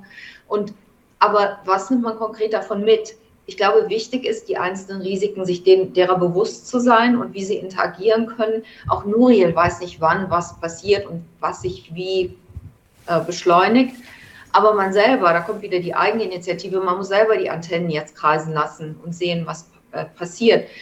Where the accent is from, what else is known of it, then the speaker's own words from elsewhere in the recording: Germany; now in New York, United States; mein Heimatland